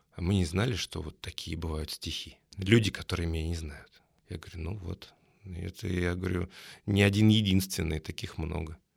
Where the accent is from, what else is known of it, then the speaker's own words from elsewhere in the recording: Kursk, Kursk Oblast, Russia; moved away as an adult; also born or lived in Moscow; Я переехал из города Курска, откуда я родом, в Москву